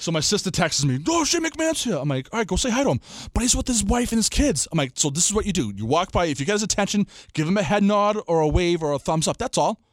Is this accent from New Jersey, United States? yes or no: no; Everett, Massachusetts, United States; I'm from Everett